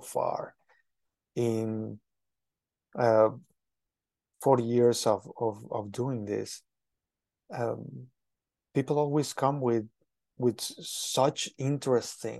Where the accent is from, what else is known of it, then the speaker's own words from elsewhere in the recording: Mexico City, Mexico; now in United States; I am originally from Mexico, specifically from Mexico City.